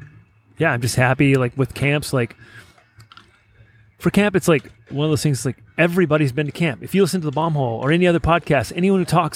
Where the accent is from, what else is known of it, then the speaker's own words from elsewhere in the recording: Fontana, California, United States; I grew up in Southern California in the IE, like the 909 Fontana, California